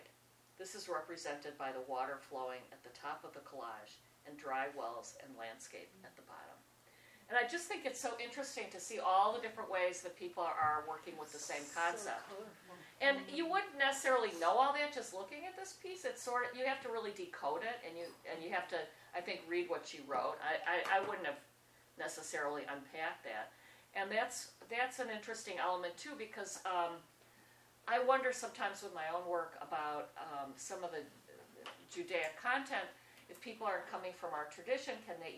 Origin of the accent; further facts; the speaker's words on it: Wisconsin, United States; I'm so from Wisconsin